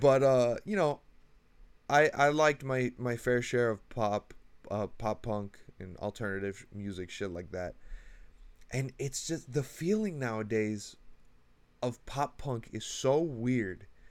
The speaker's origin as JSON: {"language": "English", "town": "Miami", "region": "Florida", "country": "United States", "said": "I'm from Miami"}